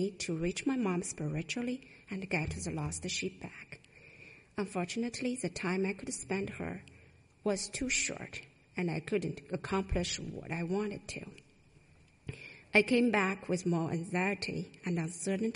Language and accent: English; China; moved away; I went back to China twice.